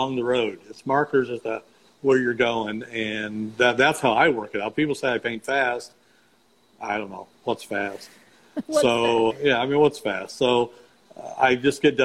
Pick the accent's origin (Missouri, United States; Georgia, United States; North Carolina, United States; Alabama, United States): Missouri, United States; I'm from Missouri